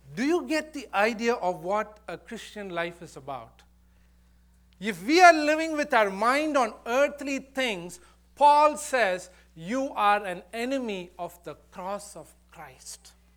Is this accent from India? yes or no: yes; India; moved away; I, I was born and brought up there.